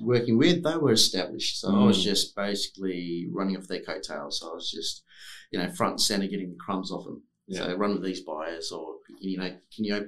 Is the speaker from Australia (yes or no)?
yes; Forrestfield, Western Australia, Australia; also born or lived in Victoria Park, Western Australia; I grew up in Forestfield